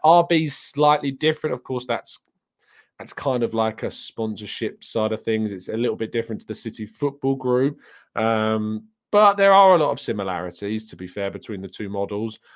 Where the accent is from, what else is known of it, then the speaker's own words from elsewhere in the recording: England, United Kingdom; I am English